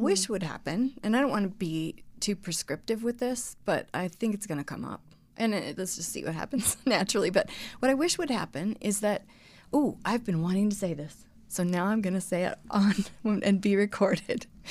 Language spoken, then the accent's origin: English; Colorado, United States; moved away; also born or lived in Texas; growing up in Colorado